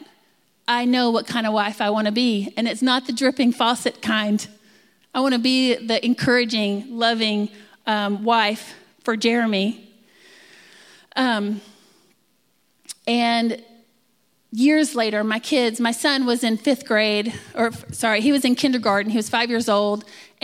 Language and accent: English; Texas, United States; I'm from Texas